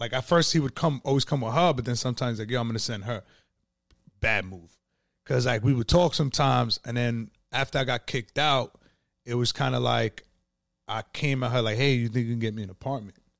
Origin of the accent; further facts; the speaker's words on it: Yonkers, New York, United States; I was born and raised in Yonkers